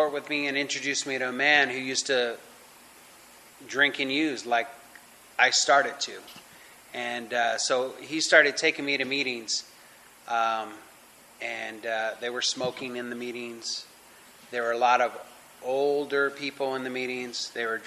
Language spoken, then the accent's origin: English; Los Angeles, California, United States; I'm born and raised in California in the San Fernando Valley, LA area